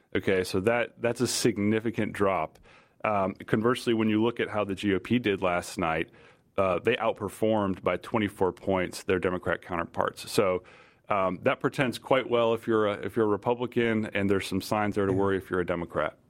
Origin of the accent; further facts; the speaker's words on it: Virginia, United States; my home state of Virginia